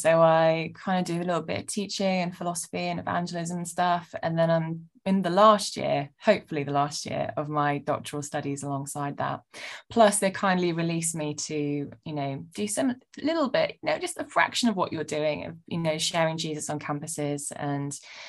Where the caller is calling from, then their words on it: London, United Kingdom; Oh, I'm zooming in from my apartment in not so sunny northern London.